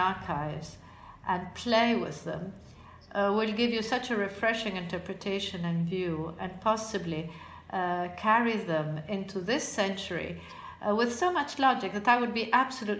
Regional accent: Florence, Tuscany, Italy; I'm Italian, probably because I come from Florence

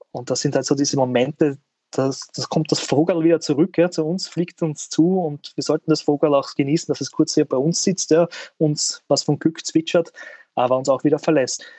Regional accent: Southern Burgenland, Austria; now in Vienna, Austria; bin ja kein Wiener, ja, äh, hört man vielleicht auch hin und wieder, äh, sondern ich komme aus dem wunderschönen Südburgenland

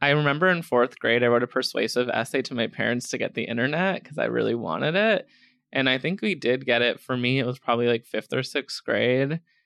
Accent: Scranton, Pennsylvania, United States; now in New York, United States; Scranton, Pennsylvania

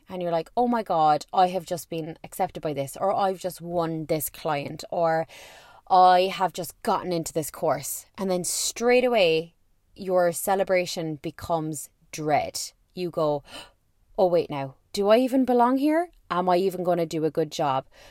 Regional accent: Ireland; I am an Irish person

